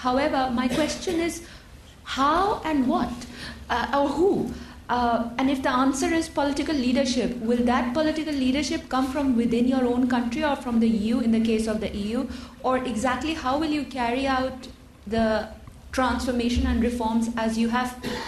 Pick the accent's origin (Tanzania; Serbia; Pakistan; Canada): Pakistan; I come from Pakistan, which is a developing country.